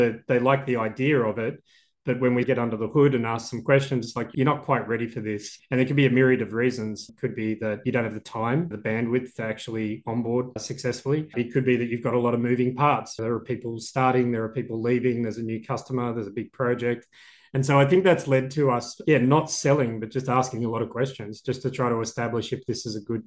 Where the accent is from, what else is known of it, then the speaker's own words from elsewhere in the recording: Australia; I'm Australian